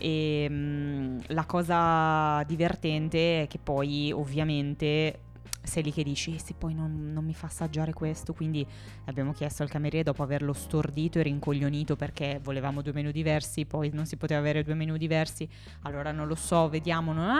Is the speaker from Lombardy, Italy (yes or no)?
yes; Milan, Lombardy, Italy; siamo nati entrambi a Milano